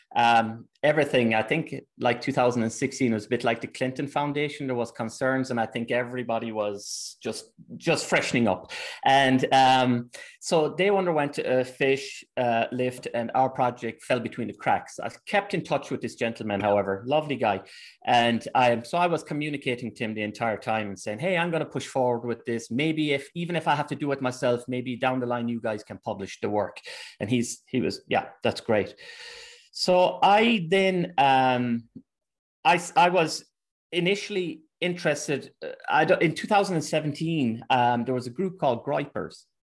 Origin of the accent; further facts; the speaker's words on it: Ireland; moved away as an adult; also born or lived in England; now in Germany; I'm Irish